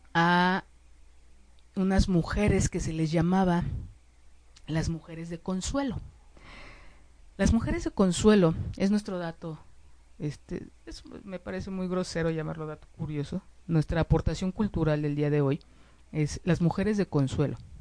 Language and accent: Spanish; Mexico; como mexicanos, como mexicanas